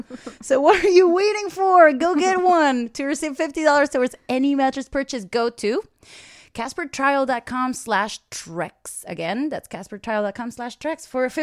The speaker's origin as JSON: {"language": "English", "country": "United Kingdom", "said": "I am British."}